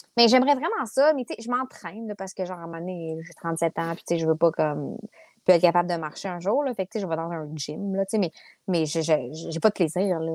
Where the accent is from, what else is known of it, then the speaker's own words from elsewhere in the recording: Quebec City, Quebec, Canada; also born or lived in Limoilou / Saint-Jean-Baptiste; Je suis née à Charlebourg